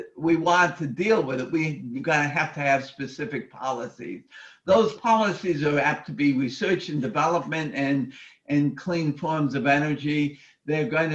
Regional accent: Connecticut, United States; now in California, United States; I grew up in Connecticut.

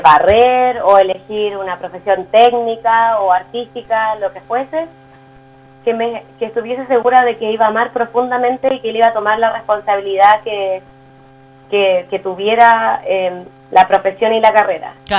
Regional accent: Chile; los chilenos

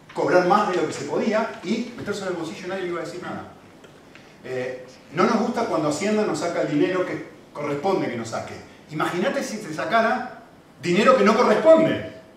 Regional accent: Argentina; moved away; cuando era chiquitito, y vivíamos obviamente en Argentina, mi acento lo delata

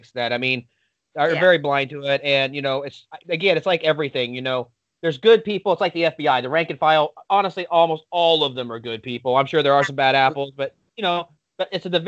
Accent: Kansas, United States; I am from that state.

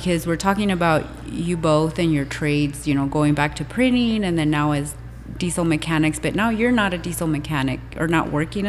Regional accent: Mexico; I was born in Mexico. My mom was Mexican

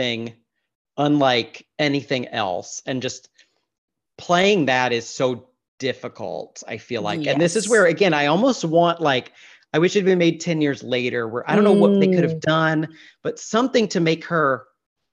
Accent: Mississippi, United States; moved away; as a child growing up in Mississippi

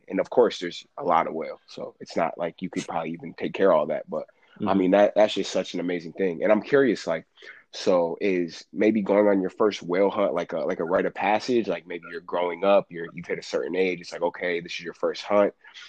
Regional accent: Connecticut, United States; I'm from Connecticut

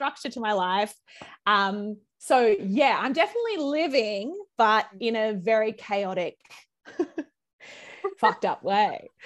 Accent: Brisbane, Queensland, Australia; moved away as an adult; now in Sydney, Australia; I moved here from Brizzy. I'm a Brisbane girl originally

